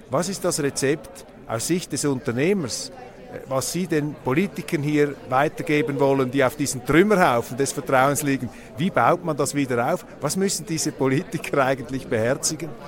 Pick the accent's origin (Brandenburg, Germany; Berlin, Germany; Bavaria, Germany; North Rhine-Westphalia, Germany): Berlin, Germany; Ich komme aus Berlin, da sind die Bauern zu Zehntausenden auf die Straßen gegangen